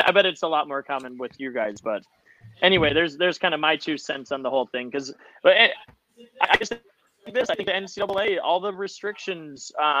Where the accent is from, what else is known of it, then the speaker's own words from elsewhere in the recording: Minnesota, United States; I'm from Minnesota, right?